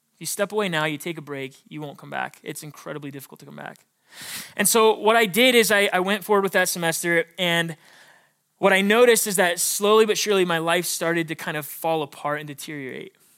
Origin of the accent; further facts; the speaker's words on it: Billings, Montana, United States; I was born and raised in Billings, Montana.